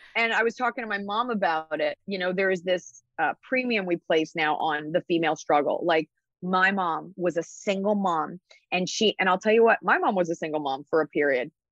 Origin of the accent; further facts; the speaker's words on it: Dallas, Texas, United States; also born or lived in New York; I was raised in Dallas, Texas